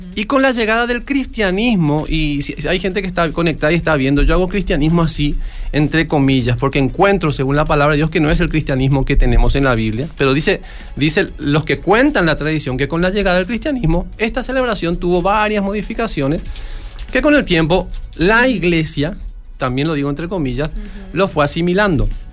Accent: Paraguay; yo soy paraguayo

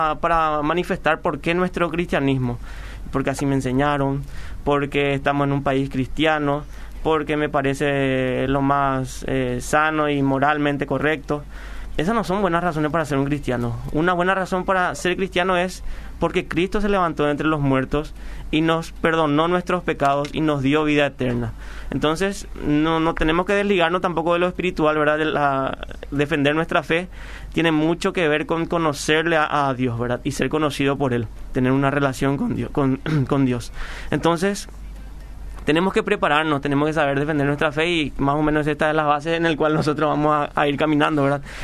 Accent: Paraguay; cuando decimos que somos paraguayos

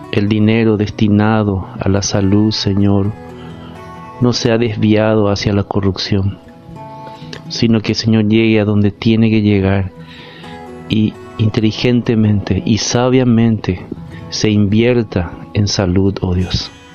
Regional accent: Paraguay; estamos viviendo como paraguayos

